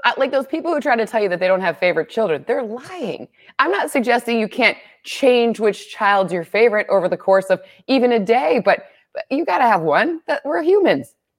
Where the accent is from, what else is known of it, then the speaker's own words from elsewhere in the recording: Michigan, United States; moved away; I grew up in Michigan